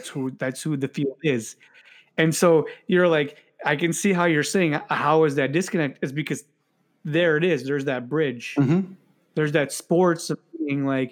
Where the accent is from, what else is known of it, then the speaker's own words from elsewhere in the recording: United States; I'm American, that I was born here